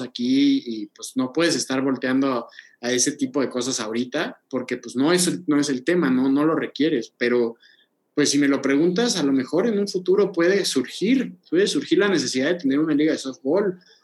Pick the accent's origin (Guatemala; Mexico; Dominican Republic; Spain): Mexico; Oaxaca; yo que soy de Oaxaca